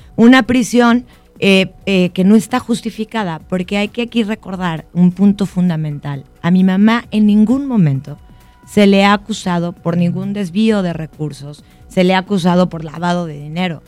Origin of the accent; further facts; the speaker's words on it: Mexico; en mi país, nuestro país, México